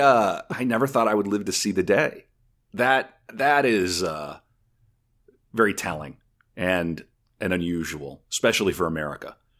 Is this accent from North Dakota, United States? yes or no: yes; North Dakota, United States; now in Minnesota, United States; I'm originally from North Dakota